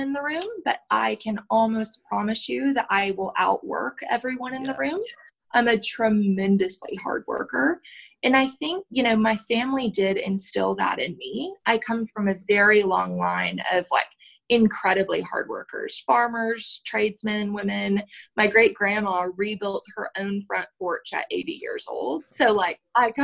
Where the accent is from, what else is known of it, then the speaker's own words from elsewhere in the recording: Oklahoma, United States; now in Texas, United States; I'm from Oklahoma